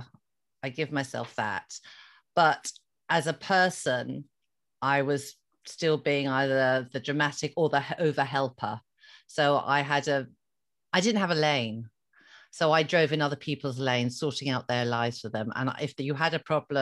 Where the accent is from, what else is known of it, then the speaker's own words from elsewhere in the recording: Ireland; being an Irish Catholic girl, I was brought up with the word fault and blame.